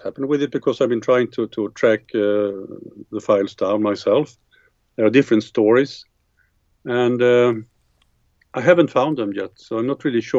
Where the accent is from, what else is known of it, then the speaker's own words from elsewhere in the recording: Mariestad, Västra Götaland, Sweden; in my hometown, Mariestad, which is in the center part of Sweden.